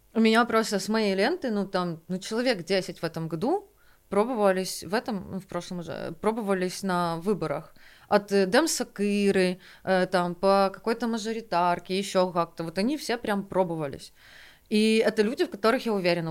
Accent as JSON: {"language": "Russian", "region": "Kyiv", "country": "Ukraine", "tie": "born or raised there", "said": "я выросла на Оболоне в основном"}